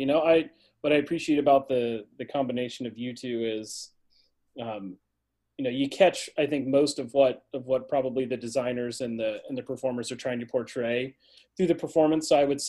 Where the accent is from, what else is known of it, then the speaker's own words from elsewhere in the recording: Fairborn, Ohio, United States; moved away as an adult; now in Westfield, United States; I grew up in Fairborn, Ohio, which is just outside of Dayton. It's where I was born and raised. Went to Fairborn High School, then went to college in the Dayton area